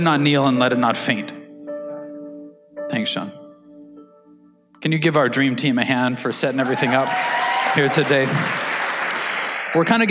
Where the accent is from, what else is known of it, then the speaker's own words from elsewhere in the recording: Canada; we're Canadian